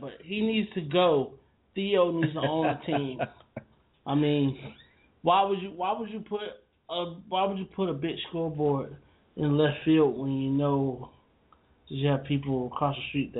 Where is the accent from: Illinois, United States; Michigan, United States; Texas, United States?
Illinois, United States; Chicago; also born or lived in Oak Park; Being a Chicago born boy. North Sider.